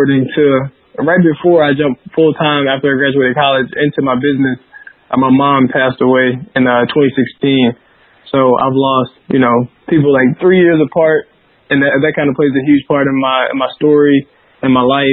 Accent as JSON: {"language": "English", "town": "Helena", "region": "Arkansas", "country": "United States", "tie": "born or raised there", "said": "I grew up in Southeast Arkansas, a little poor, underrepresented town. Called Helena, Arkansas."}